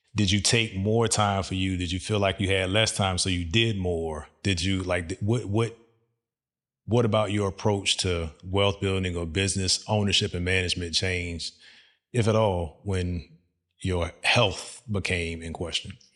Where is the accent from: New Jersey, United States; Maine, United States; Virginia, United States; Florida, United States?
Virginia, United States; moved away as an adult; also born or lived in Dubai; now in Texas, United States; I knew I was coming to Texas, but we're from Virginia